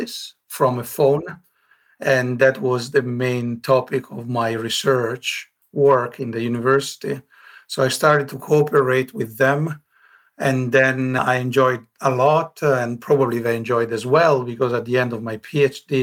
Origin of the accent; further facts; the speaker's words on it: north of Milan, Lombardy, Italy; moved away as an adult; now in Espoo, Finland; I was born in Italy, grew up in Italy, in the north of Milan, between Milan and the Alps.